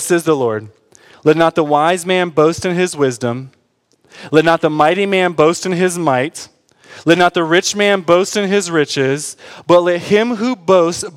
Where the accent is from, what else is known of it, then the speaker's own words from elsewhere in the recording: Detroit, Michigan, United States; I'm from Detroit